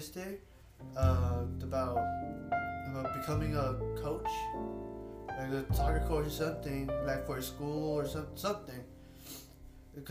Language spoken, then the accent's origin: English; Duncanville, Texas, United States; I was born and raised in Duncanville